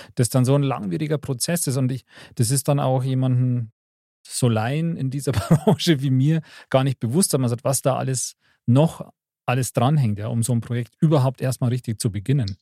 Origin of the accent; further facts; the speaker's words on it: Bavaria, Germany; bei uns in Bayern